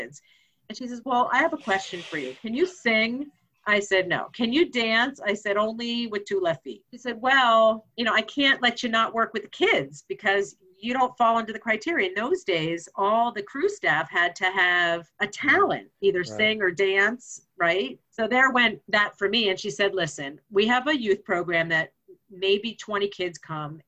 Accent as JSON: {"language": "English", "region": "Pennsylvania", "country": "United States", "also_born_or_lived": "Florida", "moved": "yes", "said": "I'm from Pennsylvania"}